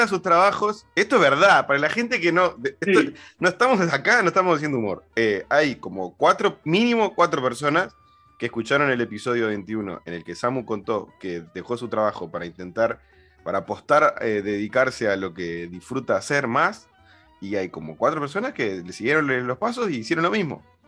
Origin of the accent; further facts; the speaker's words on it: Uruguay; los uruguayos hablamos en un español como muy para dentro